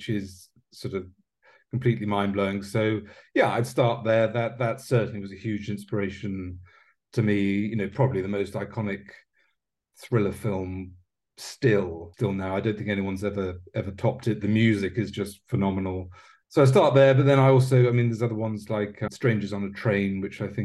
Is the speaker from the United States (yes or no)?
no; United Kingdom; as a British writer